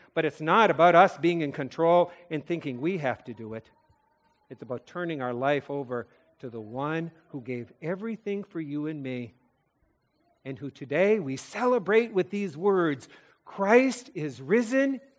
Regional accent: North Dakota, United States; moved away; I'm a kid from North Dakota

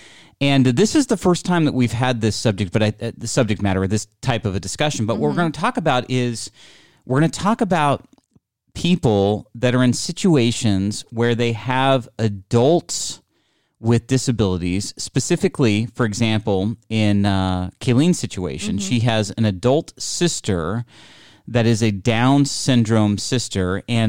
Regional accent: India; Well, I'm Indian. So maybe I can.

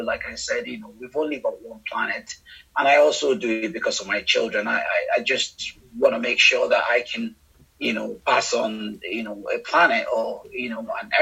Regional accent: Nigeria; moved away as an adult; now in United Kingdom; growing up in Nigeria, you know, and looking at, you know, some of the environmental problems, particularly in the Niger Delta region of the country, where which is quite close to where I grew up

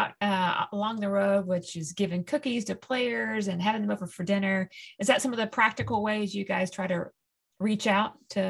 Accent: Tennessee, United States; I'm from Tennessee and I've lived all over

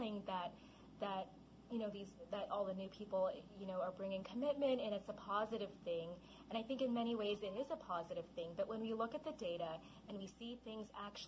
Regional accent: Los Angeles, California, United States; I was brought up in Los Angeles. That's where I grew up in Los Angeles, and my parents are both from Taiwan, so they're immigrants

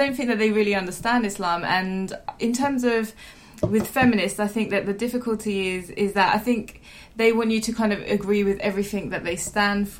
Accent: London, United Kingdom; I'm from East London

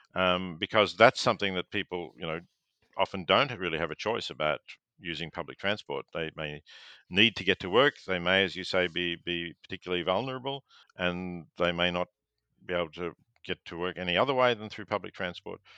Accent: Victoria, Australia; growing up in Victoria

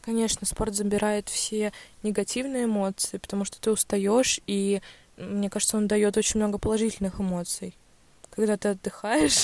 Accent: Ulyanovsk, Ulyanovsk Oblast, Russia; в Ульяновске

